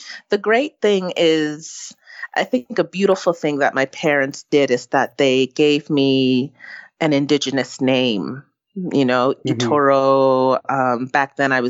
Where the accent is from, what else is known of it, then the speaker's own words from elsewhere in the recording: Southbridge, Massachusetts, United States; moved away; growing up in Southbridge, Massachusetts